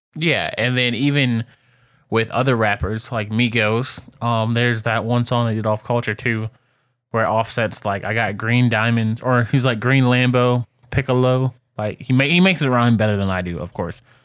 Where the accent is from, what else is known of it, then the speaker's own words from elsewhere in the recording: Detroit, Michigan, United States; as a kid growing up in Detroit